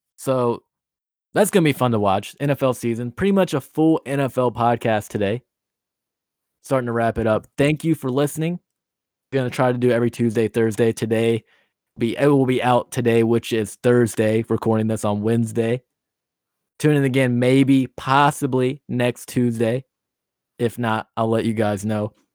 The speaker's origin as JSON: {"language": "English", "town": "Nashville", "region": "Tennessee", "country": "United States", "said": "I'm from Nashville."}